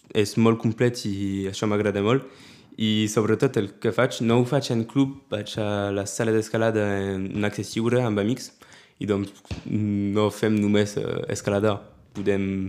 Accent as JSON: {"language": "Catalan", "town": "Prades", "region": "Occitania", "country": "France", "tie": "born or raised there", "also_born_or_lived": "Perpignan", "said": "He viscut a Prades des de quan he nascut"}